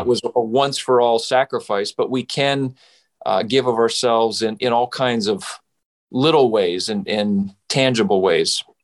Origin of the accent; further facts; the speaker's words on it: Saskatchewan, Canada; now in United States; I grew up in Western Canada. So I am from Saskatchewan.